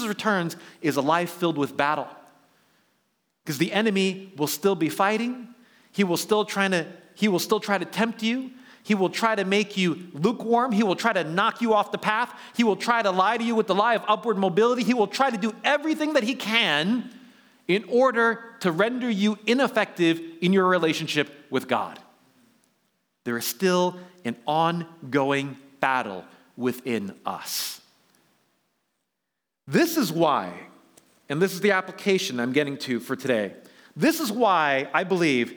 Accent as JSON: {"language": "English", "town": "New York City", "region": "New York", "country": "United States", "tie": "born or raised there", "moved": "yes", "lives_now": "Bay Area, United States", "said": "I grew up in New York City, lived in Manhattan"}